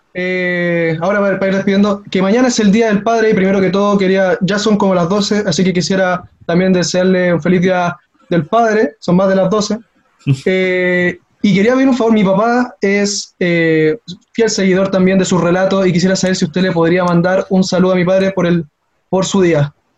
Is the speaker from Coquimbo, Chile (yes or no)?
no; Los Andes, Valparaíso, Chile; yo soy de los Andes.